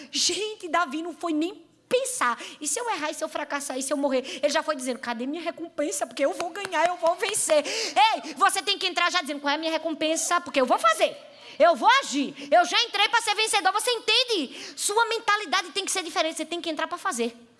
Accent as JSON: {"language": "Portuguese", "region": "Northeast Region", "country": "Brazil", "accent": "Northeastern", "said": "uma pequenininha nordestina"}